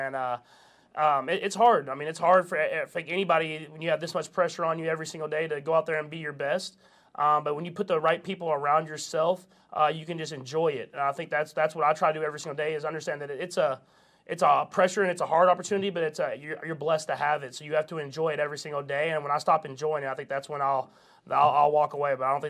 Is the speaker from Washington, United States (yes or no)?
no; Texas, United States; now in Kansas City, United States; Yeah, I'm like dual. I'm a Texan and a Kansas Cityan for sure. I mean, I'm building a house here. I'm gonna be here for a long time.